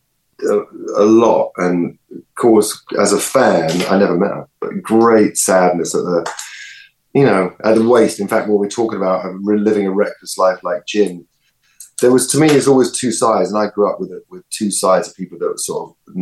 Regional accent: London, United Kingdom; I live in Primrose Hill, and I grew up in Swiss Cottage, so that's Camden

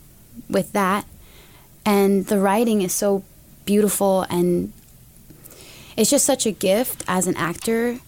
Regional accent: United States; I'm an American woman

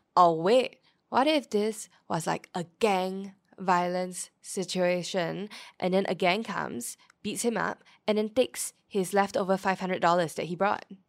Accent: Singapore; I was born in Yishun

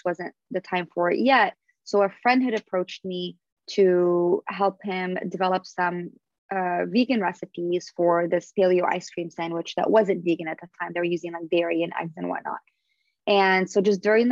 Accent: Syria; moved away; also born or lived in Canada / Los Angeles, United States; We would break our fast during Ramadan, growing up in Syria

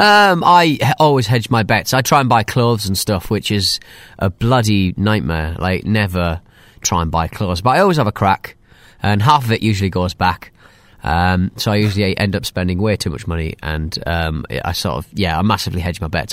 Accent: United Kingdom; I'm British

